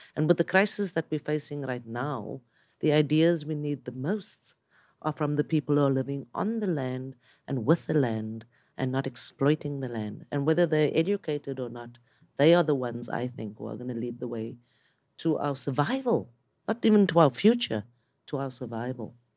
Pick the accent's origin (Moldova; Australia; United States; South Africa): South Africa; I'm from South Africa